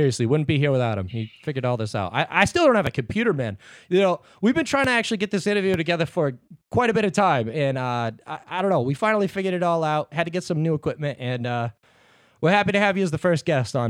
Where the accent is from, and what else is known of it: Boston, Massachusetts, United States